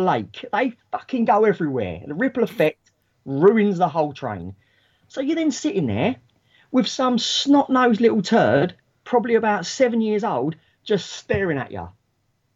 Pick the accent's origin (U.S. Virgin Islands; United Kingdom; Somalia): United Kingdom; London; moved away as an adult; now in Kent, United Kingdom; I was born and raised in London, so I still work up that way.